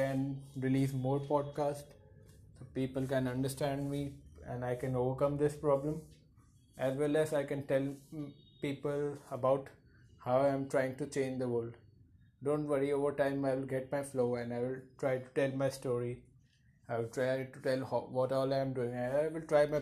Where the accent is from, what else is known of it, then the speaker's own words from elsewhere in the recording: India; I'm from India